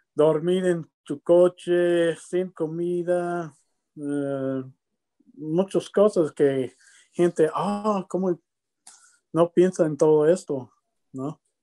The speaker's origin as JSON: {"language": "Spanish", "town": "Lubbock", "region": "Texas", "country": "United States", "tie": "born or raised there", "also_born_or_lived": "Mexico / Puerto Rico", "second_language": "Spanish", "moved": "yes", "said": "cuando yo estoy niño en Lubbock, ¿no? Yo nací en Lubbock, Texas"}